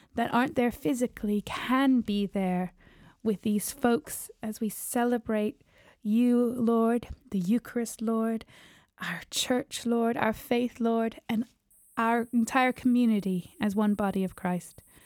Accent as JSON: {"language": "English", "region": "New York", "country": "United States", "also_born_or_lived": "Georgia", "moved": "yes", "said": "I am from America. Yeah, from New York and then Georgia."}